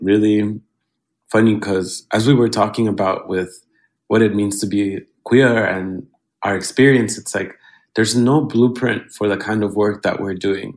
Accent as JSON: {"language": "English", "country": "Honduras", "moved": "yes", "lives_now": "New York, United States", "said": "I'm from Honduras"}